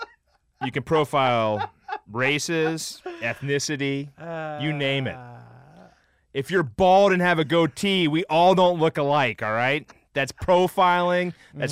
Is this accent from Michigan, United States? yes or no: no; Cincinnati, Ohio, United States; And Aaron Cook and I played when we were growing up in Cincinnati.